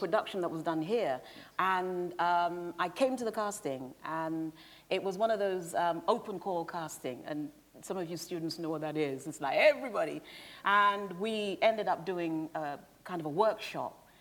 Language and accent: English; United Kingdom; I grew up outside London